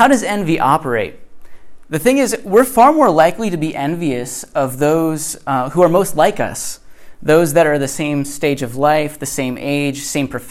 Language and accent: English; Connecticut, United States; born or raised there; moved away